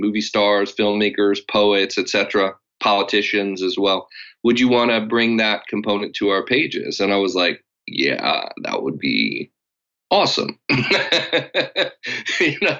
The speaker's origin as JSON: {"language": "English", "town": "Los Angeles", "region": "California", "country": "United States", "tie": "born or raised there", "said": "I grew up in Los Angeles"}